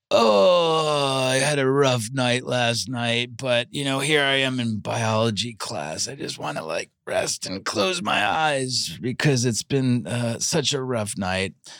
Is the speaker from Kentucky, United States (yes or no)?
no; New York, United States; now in Los Angeles, United States; I, I grew up in New York